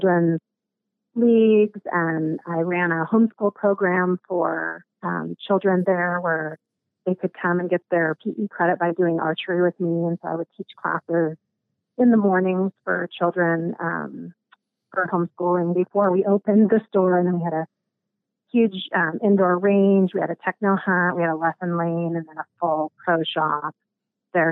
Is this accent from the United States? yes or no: yes; Alaska, United States; moved away as an adult; now in Arizona, United States; I was born and raised in Alaska